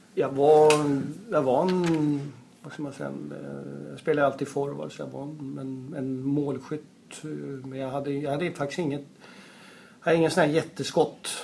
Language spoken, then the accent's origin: Swedish; Uppsala, Uppsala County, Sweden; moved away; jag är, är ursprungligen från Uppsala. Så att det är eh, där jag växte upp